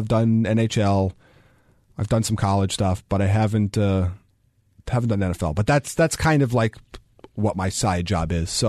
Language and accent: English; New York, United States; For me, even though I'm from New York, I went to high school in the Valley, went to Shadow